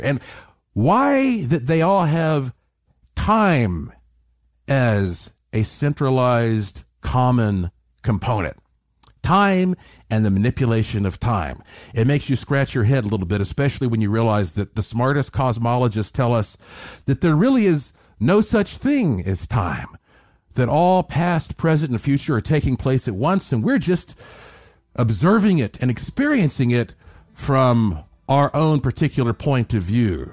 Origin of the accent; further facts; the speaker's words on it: Asheville, North Carolina, United States; I grew up in Asheville, North Carolina, the heart of the extremely haunted Blue Ridge Mountains